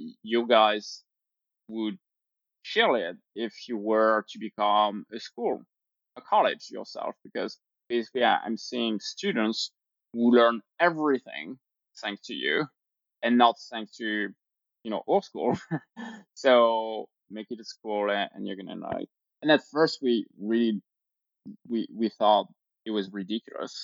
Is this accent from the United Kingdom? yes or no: no; France; moved away as an adult; also born or lived in Normandy, France / Provence, France / Sydney, Australia / Paris, France; now in New York, United States; I was born in France, lived in a small, you know, village. Then we moved around. I spent part of my life in Provence, very nice area, and then studied in the south of France